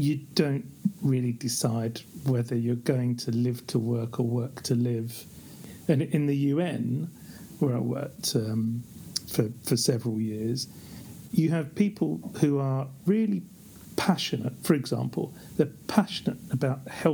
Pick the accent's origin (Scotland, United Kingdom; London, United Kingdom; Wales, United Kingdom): London, United Kingdom; moved away as an adult; now in Geneva, Switzerland; I grew up in the East End of London